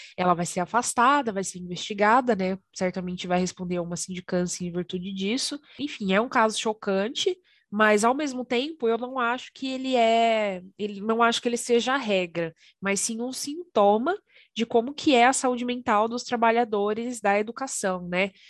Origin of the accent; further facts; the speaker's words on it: Garça, São Paulo, Brazil; pertinho de Garça, minha cidade natal